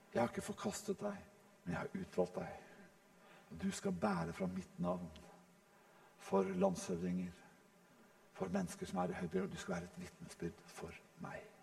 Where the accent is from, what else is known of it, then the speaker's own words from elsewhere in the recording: Norway; vi nordmenn